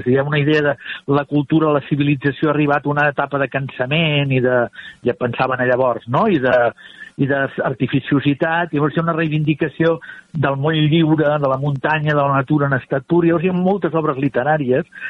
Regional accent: Barcelona, Catalonia, Spain; era del meu barri, de Sant Andreu de, de Palomar

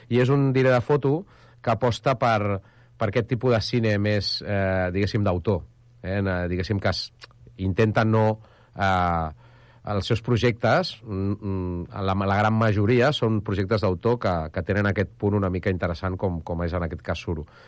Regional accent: Arenys, Catalonia, Spain; jo sóc d'Arenys

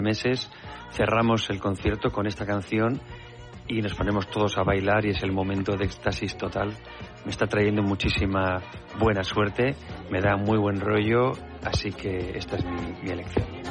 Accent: Alberic, Valencian Community, Spain; now in Benifaió, Spain; ha caído el gordo en mi pueblo y ha caído un premio en el pueblo donde vivo.

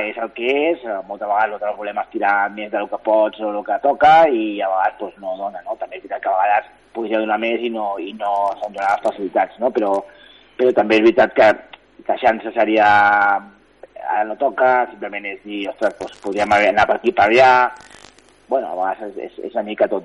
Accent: Castelldefels, Catalonia, Spain; jo sóc de Castelldefels

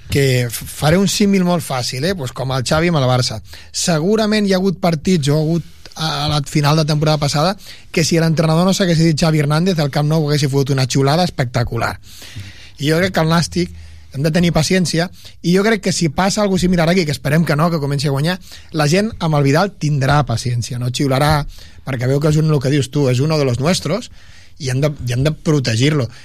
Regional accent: England, United Kingdom; born there; ja ho he dit mil vegades que sóc anglès de, de, de naixement i de família d'allí

